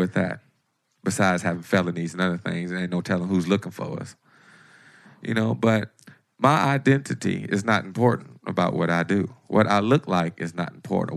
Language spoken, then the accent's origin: English; Detroit, Michigan, United States; my attitude of growing up in Detroit